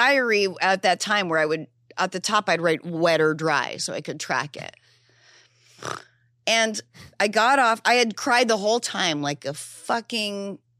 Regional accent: New Hampshire, United States; Yeah, I grew up in New Hampshire. I knew nothing of anywhere else, but I had this depression that I could only explain as a deep feeling of homesickness

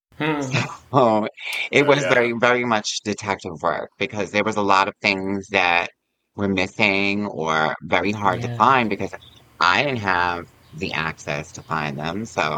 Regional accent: Yonkers, New York, United States; I'm from Yonkers, so I would come into the city

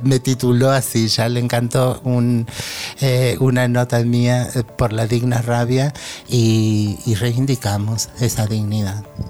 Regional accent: Argentina; como argentina

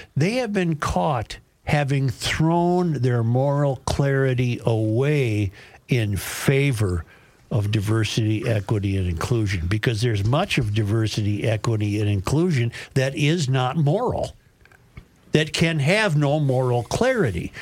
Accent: Minnesota, United States; I'm from Minnesota

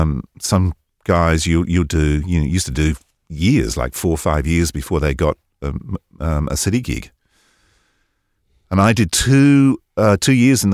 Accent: East of England, United Kingdom; now in United States; But I grew up in Hertfordshire, born in the late 50s, two older brothers, so I was exposed to a lot of music through the 60s.

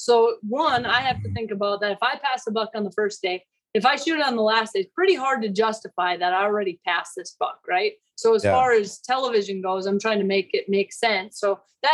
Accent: Minnesota, United States; when I was growing up, I grew up in Minnesota

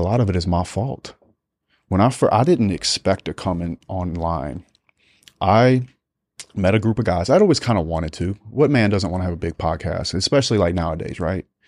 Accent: United States; being American.

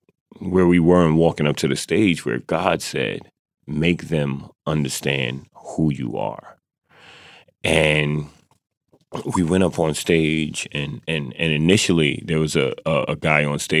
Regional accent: United States; So when I said I'm an American and people cheered, it was like, yes.

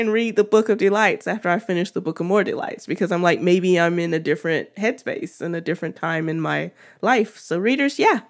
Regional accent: New England, United States; I'm from New England, so I learned to drive in the snow

